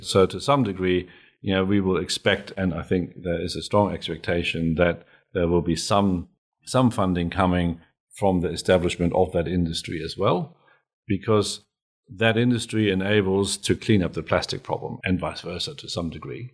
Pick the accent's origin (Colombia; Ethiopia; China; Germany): Germany; now in Australia; I'm German